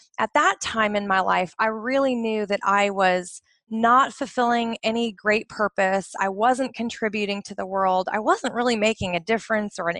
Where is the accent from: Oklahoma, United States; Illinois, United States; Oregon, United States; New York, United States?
Oregon, United States; just outside of Portland; now in Bahrain; I grew up in the United States, just outside of Portland, Oregon, up in the Pacific Northwest